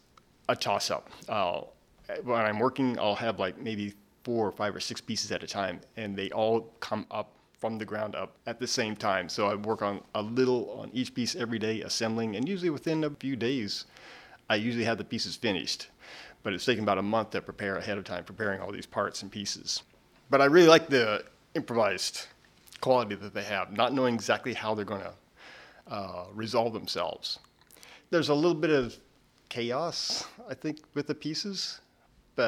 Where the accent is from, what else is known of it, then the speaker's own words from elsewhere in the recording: Pratt, Kansas, United States; moved away as an adult; I grew up in Pratt, Kansas.